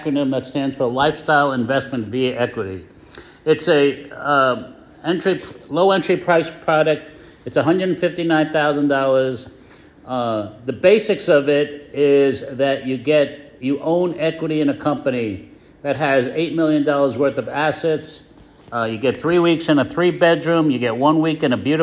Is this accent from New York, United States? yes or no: yes; New York, United States; moved away as an adult; now in Placencia, Belize; I'm from New York originally